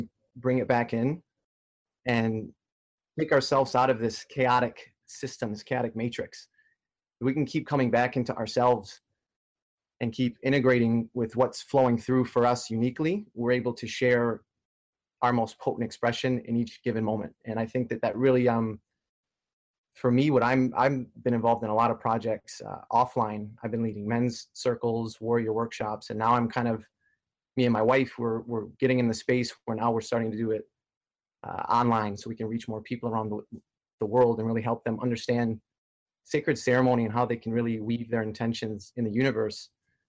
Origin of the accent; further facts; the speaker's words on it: Detroit, Michigan, United States; now in Toronto, Canada; I'm from Detroit, Michigan originally